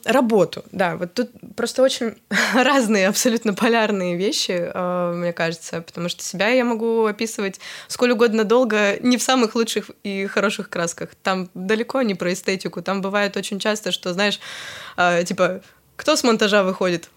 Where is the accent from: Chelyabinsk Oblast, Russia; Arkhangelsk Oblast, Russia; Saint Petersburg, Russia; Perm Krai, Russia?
Chelyabinsk Oblast, Russia; Chelyabinsk; born or raised there